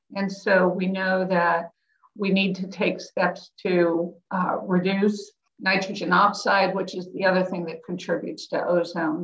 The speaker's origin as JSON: {"language": "English", "town": "Pittsburgh", "region": "Pennsylvania", "country": "United States", "tie": "born or raised there", "said": "I grew up in Pittsburgh in the 60s and 70s"}